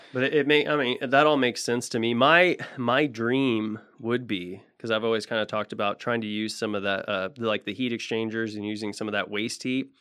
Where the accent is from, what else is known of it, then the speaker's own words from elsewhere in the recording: Tulsa, Oklahoma, United States; moved away; there was a few rinks in Tulsa 'cause I'm from Tulsa originally